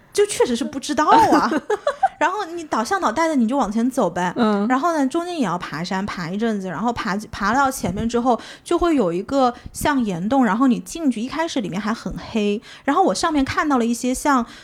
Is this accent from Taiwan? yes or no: no; China; 我们是中国来的